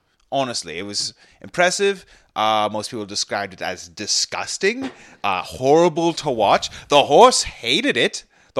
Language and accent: English; Scarborough, Ontario, Canada; Oh, I'm from, I grew up in Scarborough. And I had my own 6-month internship in Britain, where I picked up the accent.